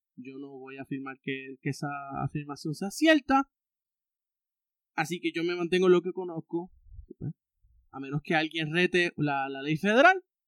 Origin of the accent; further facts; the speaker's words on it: Puerto Rico; tener una identidad como puertorriqueño